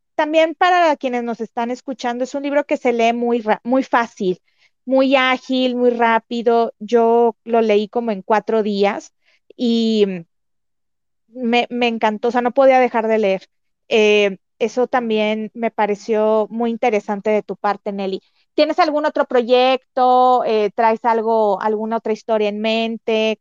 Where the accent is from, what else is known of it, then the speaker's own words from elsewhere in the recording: Mexico; como mexicana